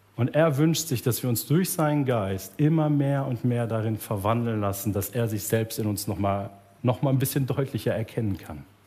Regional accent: Germany; als Deutsche

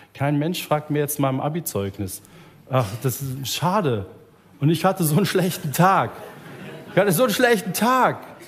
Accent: Germany; als Deutsche

